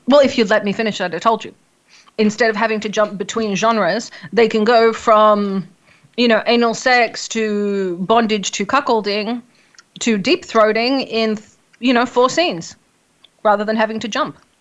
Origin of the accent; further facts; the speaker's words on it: Australia; I'm Australian